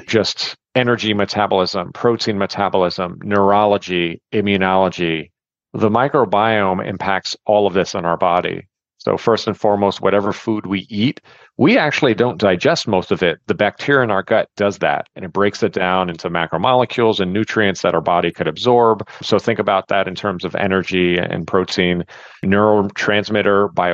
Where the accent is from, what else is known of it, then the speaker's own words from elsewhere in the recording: New York City, New York, United States; I grew up in New York City as a basketball player